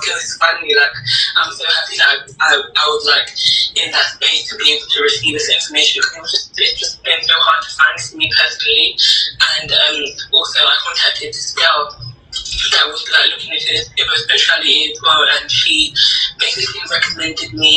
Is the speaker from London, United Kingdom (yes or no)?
yes; London, United Kingdom; I'm 22. I'm from London